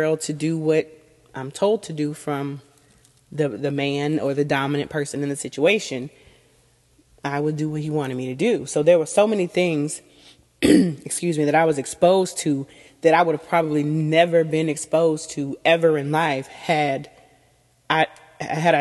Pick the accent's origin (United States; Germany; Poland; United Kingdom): United States; Southern United States; I'm from the Southern United States